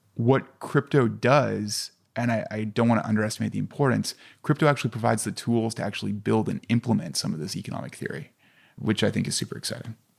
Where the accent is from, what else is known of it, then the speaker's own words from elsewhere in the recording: Canada; I'm Canadian